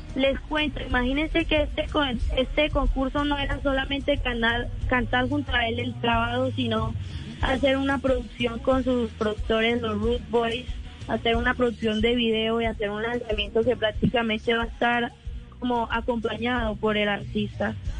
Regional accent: Barrancabermeja, Santander, Colombia; moved away as an adult; now in Medellín, Colombia; yo nací en Barranca Bermeja, Santander.

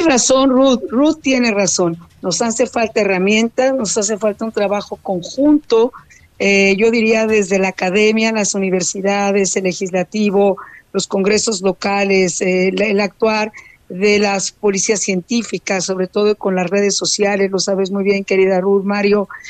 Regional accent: Mexico

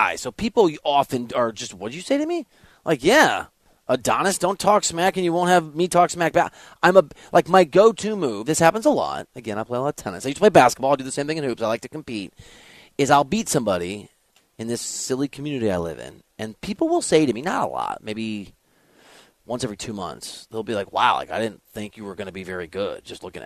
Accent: Iowa, United States; like me, has Iowa roots

